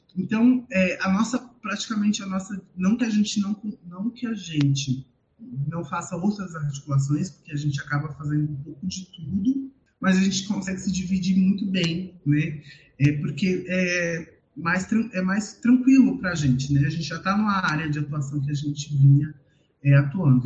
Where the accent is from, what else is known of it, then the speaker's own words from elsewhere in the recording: São Paulo, Brazil; eu saí da Zona Sul, mas a Zona Sul não sai de mim